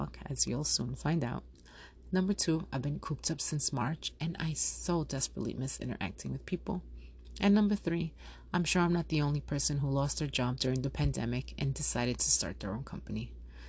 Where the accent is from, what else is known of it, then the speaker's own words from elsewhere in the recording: New York, United States; moved away as an adult; also born or lived in Yonkers, New York / Colombia (ancestry); now in South Florida, United States; I was born and raised in New York. My family comes from Colombia, and I'm first generation born in the States.